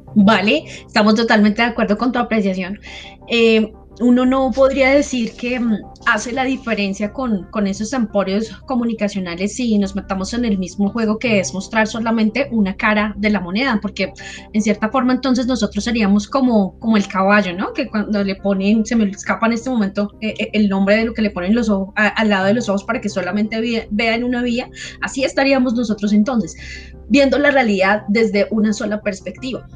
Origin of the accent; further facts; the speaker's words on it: Colombia; somos ciudadanos, somos colombianos